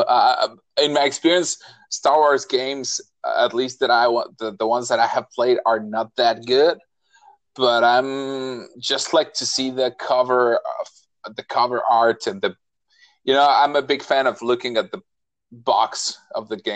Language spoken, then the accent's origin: English; Mexico; English is a second language; we are all from Mexico.